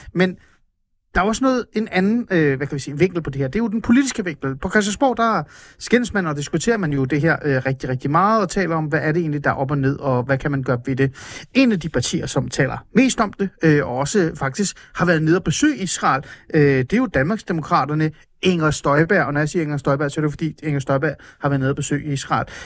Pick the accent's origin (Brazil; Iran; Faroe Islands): Iran; now in Denmark; jeg er født i Iran